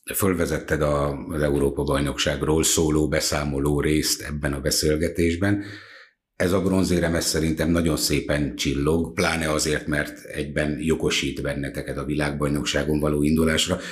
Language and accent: Hungarian; Hungary; mi magyarok vagyunk, meg büszkék vagyunk erre